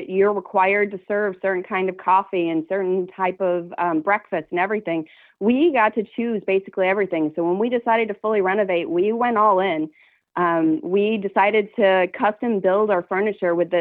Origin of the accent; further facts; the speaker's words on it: Boone, North Carolina, United States; also born or lived in Chapel Hill, North Carolina; born and raised in Boone, North Carolina